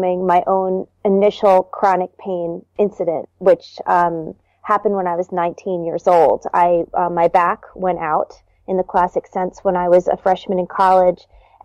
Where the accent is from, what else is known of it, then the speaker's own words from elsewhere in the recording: New Jersey, United States; also born or lived in Baltimore, Maryland; I actually grew up in New Jersey. I moved from Baltimore when I was